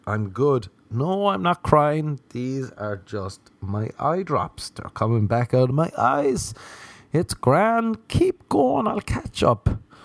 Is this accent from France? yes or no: no; Ireland; now in Los Angeles, United States; as an Irishman